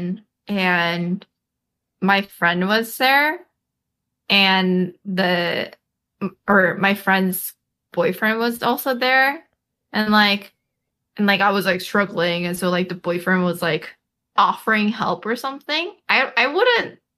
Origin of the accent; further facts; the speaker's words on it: Chicago, Illinois, United States; now in California, United States; I'm from Chicago